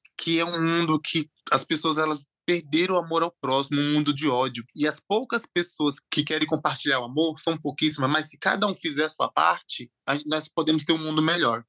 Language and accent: Portuguese; interior of Bahia, Brazil; born or raised there; also born or lived in Aracaju, Sergipe